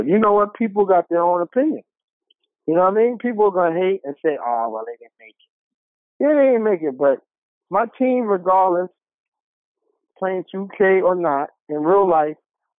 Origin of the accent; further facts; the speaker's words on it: Queens, New York, United States; South Jamaica. Queens that place, man.